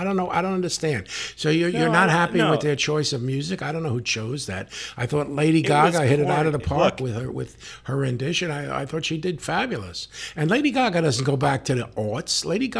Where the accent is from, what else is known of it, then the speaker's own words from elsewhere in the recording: Bronx, New York, United States; now in San Diego, United States; Yes, my hometown. I was a police officer there. I worked in Hunts Point once in a while. But I have to be honest, as a San Diego person